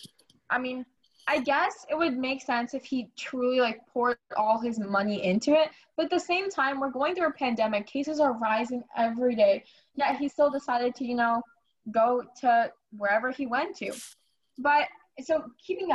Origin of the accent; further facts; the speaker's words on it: Illinois, United States; now in Texas, United States; I'm from Illinois. Like, I lived in Illinois